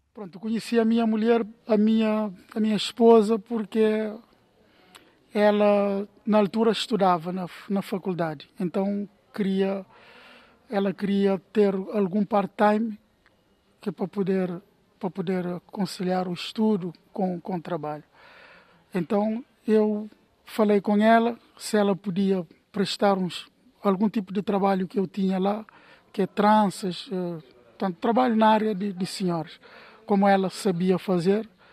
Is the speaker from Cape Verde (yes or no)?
yes; Cape Verde; moved away as an adult; now in Porto, Portugal; vim de Cabo Verde para trabalhar e estou aqui radicado em Porto